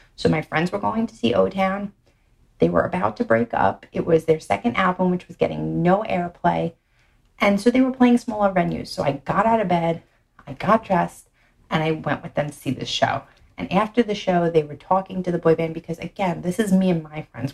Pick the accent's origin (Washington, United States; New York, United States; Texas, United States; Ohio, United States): New York, United States; New York City; accent: Brooklyn; my Brooklyn accent